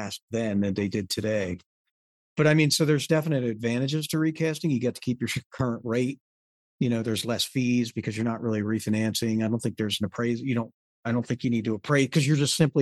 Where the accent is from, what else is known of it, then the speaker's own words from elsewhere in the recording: United States; my brother Sam and I were the first ones that were born in the United States.